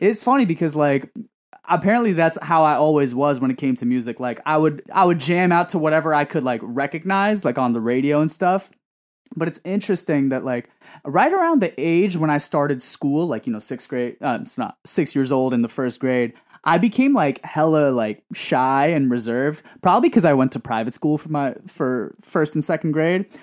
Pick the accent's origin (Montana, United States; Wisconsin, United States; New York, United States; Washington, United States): New York, United States; New York City; born and raised in Woodside